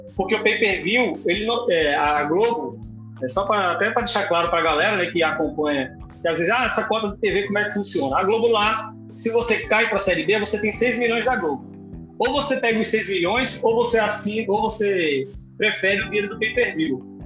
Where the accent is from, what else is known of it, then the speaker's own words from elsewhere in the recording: Northeast Region, Brazil; nós somos nordestinos aqui